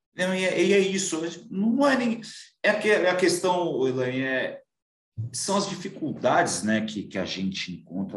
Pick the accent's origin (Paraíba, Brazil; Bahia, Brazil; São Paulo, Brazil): São Paulo, Brazil; aqui de São Paulo, eu sou paulista